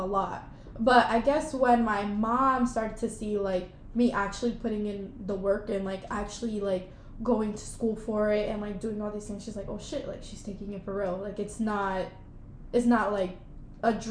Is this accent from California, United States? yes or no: no; New York City, New York, United States; I grew up dancing in Jackson Heights